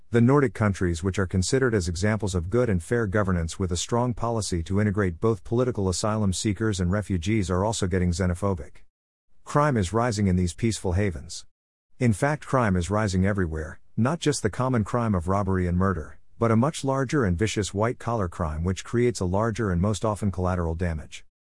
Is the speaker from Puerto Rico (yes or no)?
no; Mumbai, Maharashtra, India; born and brought up in Mumbai